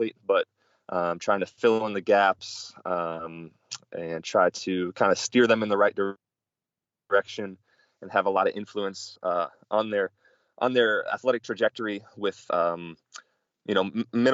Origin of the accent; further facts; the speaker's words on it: Milwaukee, Wisconsin, United States; moved away; I'm originally from Milwaukee, Wisconsin